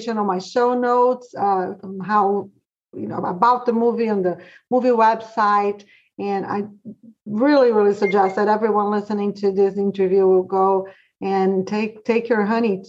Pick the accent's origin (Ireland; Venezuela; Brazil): Brazil; now in Georgia, United States; I'm from Brazil, but pretty much all the movies that we watch here, we watch in Brazil too, growing up